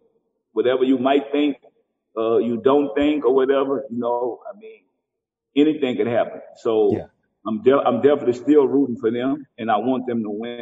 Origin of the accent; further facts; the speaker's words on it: New Orleans, Louisiana, United States; if they from New Orleans and they from where I'm from